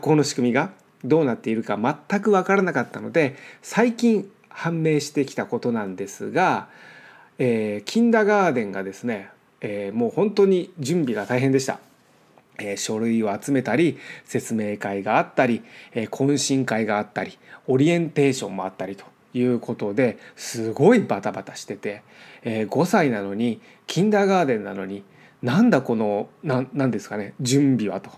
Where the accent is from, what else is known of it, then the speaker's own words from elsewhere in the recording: Japan; moved away as an adult; now in United States; 僕が日本で育ってきた環境